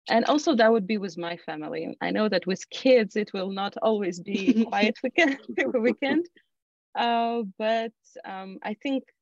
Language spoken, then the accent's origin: English; Ukraine; moved away; I'm originally coming from Ukraine, and I still have family there.